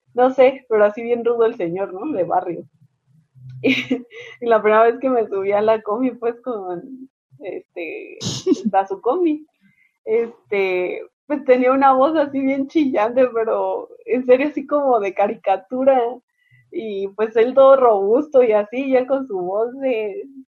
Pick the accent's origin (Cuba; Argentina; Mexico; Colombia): Mexico; Nosotros como buenas mexicanas